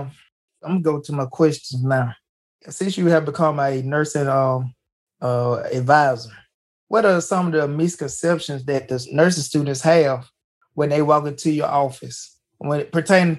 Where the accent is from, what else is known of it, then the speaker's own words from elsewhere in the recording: Jackson, United States; I'm from Jackson